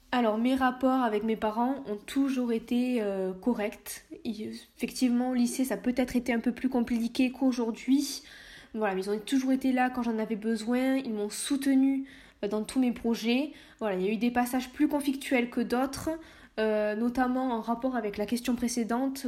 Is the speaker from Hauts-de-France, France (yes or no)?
no; Lot-et-Garonne, Nouvelle-Aquitaine, France; moved away as an adult; also born or lived in Saint-Jean-de-Luz / Bordeaux; Je suis née à Saint-Jean-de-Luz, mais j'ai vécu euh, toute mon enfance euh, dans le Lot-et-Garonne